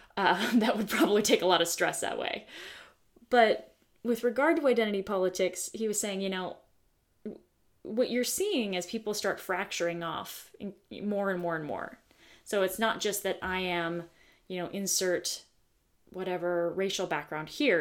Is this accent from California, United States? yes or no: yes; the Bay Area, California, United States; having been born and raised in the United States of America, specifically California, specifically the Bay Area.